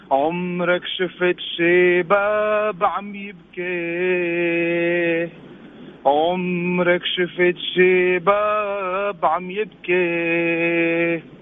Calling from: Jeddah, Makkah Province, Saudi Arabia; اكلمك من جدة حبيبي

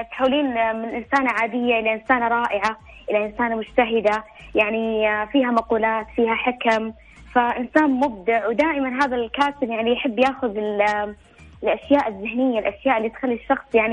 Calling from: Taif, Makkah Province, Saudi Arabia; اكلمك آه، من الطايف

